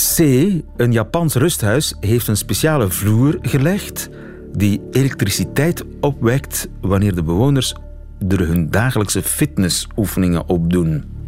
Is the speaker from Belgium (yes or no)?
yes; Flanders, Belgium; bij ons in Vlaanderen